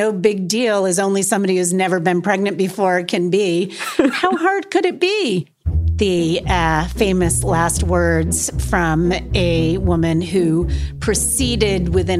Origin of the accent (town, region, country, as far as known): Massachusetts, United States; born or raised there